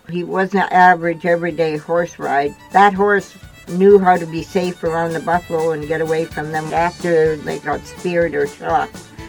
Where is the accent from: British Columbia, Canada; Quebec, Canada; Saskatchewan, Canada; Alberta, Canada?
Saskatchewan, Canada; Roche Percée; I grew up in the Roche Percée, Saskatchewan, down by the American border, and my grandfather and grandmother raised me. And because my dad went to war, I was born 2 days after the Second World War